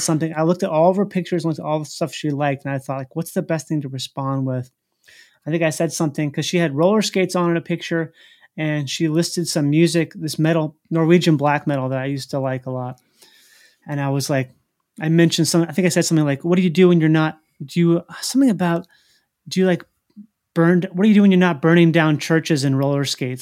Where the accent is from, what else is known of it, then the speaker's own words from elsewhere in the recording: Minnesota, United States; I'm from the Midwest, which is, like, middle America.